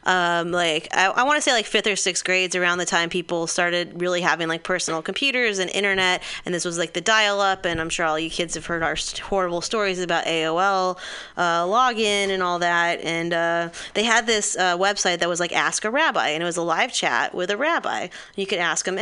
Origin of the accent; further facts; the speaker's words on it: Los Angeles, California, United States; moved away as an adult; now in New Orleans, United States; I was raised in Los Angeles and I was raised Jewish